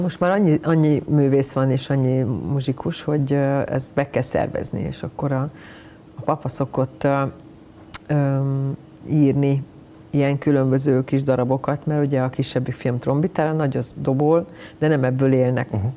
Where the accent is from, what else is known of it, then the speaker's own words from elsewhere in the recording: Budapest, Hungary; Én Pesten születtem, és én Pesti, ugye, Pesti lány